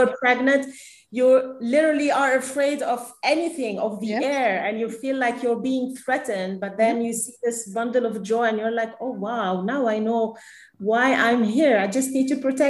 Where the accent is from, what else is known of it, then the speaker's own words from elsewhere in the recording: Lebanon; I am Lebanese. I grew up in Lebanon.